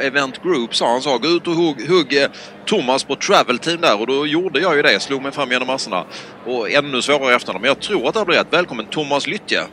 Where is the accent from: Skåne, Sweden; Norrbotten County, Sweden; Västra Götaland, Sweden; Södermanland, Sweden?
Skåne, Sweden; accent: Scanian (skånska); moved away; Jag pratar ju skånska